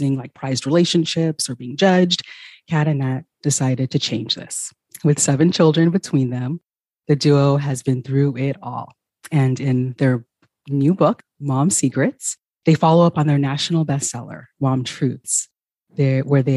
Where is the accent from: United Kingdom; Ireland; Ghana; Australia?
Ghana; moved away; I'm originally from Ghana